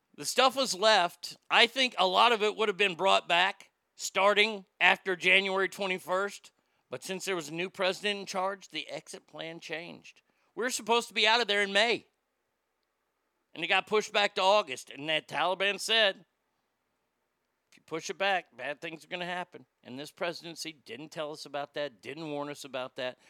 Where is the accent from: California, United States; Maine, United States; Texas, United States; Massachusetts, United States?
Texas, United States; Garland; my hometown of Garland